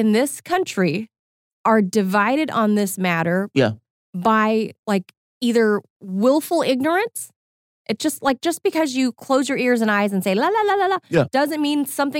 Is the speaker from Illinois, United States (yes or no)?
no; Whittier, California, United States; where I grew up in Whittier, California.